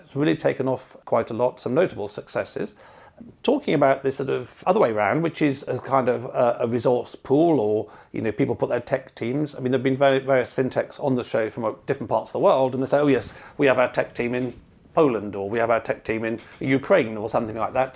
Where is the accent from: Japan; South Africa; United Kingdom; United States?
United Kingdom; England; being English